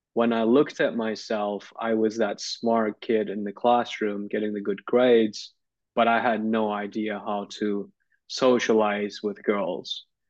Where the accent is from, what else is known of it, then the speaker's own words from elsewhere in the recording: Turkey; when I was in high school, I grew up in Turkey.